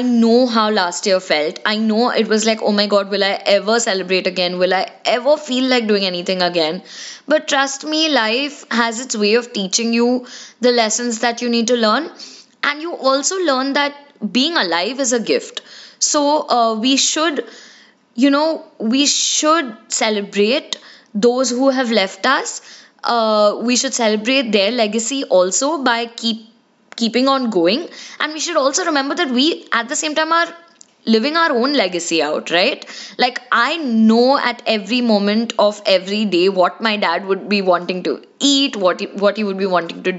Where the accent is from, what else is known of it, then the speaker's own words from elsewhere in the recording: India; we as Indian kids